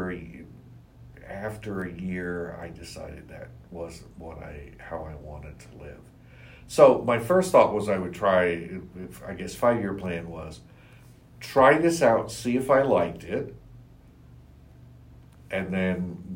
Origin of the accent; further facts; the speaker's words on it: Staunton, Virginia, United States; also born or lived in Charlottesville, Virginia; he actually ended up moving to Stanton, Virginia